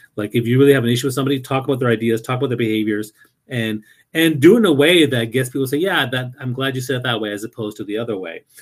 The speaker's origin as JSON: {"language": "English", "region": "New Brunswick", "country": "Canada", "tie": "born or raised there", "also_born_or_lived": "Toronto", "moved": "yes", "said": "I never really experienced that much racism uh, growing up in New Brunswick"}